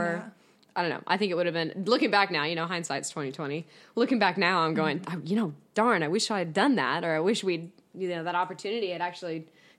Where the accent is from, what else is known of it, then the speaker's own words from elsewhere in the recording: Texas, United States; accent: Scottish; also born or lived in Scotland; oh, yeah, no, I'm not from the tri-state area. I'm actually from Texas. But even then they go, OK, so you're from Texas. Where's your accent? And I was like, well, when I moved to Texas, I had a Scottish accent.